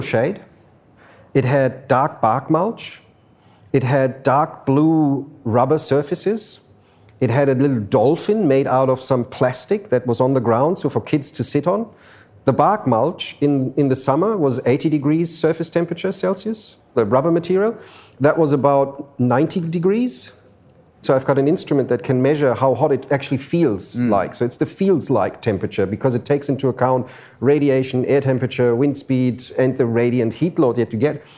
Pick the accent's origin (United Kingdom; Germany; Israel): Germany; Frankfurt, Hesse; moved away as an adult; now in Sydney, Australia; I grew up in Frankfurt, in Germany